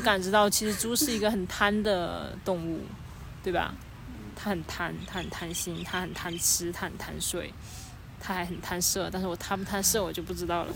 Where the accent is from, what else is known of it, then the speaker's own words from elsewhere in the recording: China; 我们中国人